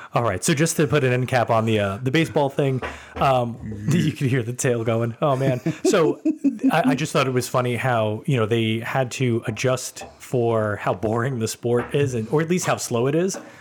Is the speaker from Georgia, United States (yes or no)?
no; New York City, New York, United States; growing up in New York